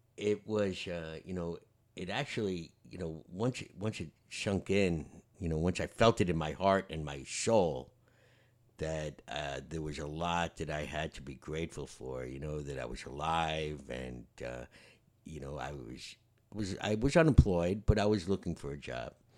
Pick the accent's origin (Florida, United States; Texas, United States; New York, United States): New York, United States; the guys I grew up with in New York